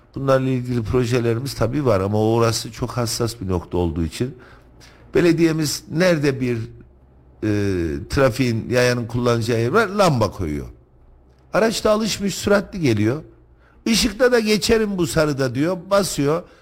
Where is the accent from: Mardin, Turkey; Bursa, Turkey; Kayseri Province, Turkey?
Kayseri Province, Turkey; Ben Kayseri'de doğdum, Kayseri'de büyüdüm.